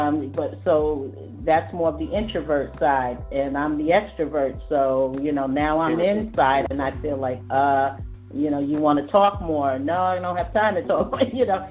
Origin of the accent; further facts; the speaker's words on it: New York, United States; it's New York. I mean, that's just how it is. It's the way I was raised, my mom and everything